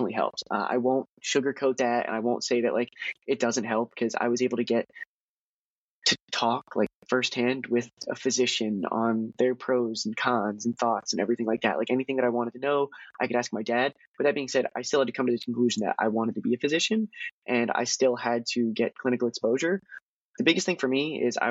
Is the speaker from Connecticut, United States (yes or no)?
no; Harrisburg, Pennsylvania, United States; moved away as an adult; now in Philadelphia, United States; my hometown of Harrisburg